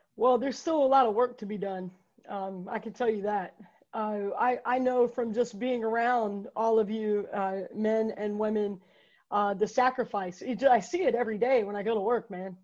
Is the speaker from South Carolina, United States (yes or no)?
no; Fayetteville, North Carolina, United States; I grew up here in Fayetteville, man. Um, lived here my whole life.